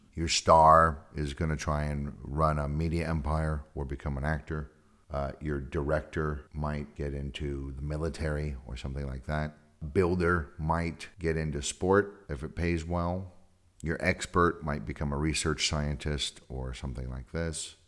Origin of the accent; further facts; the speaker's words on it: California, United States; moved away; I'm from California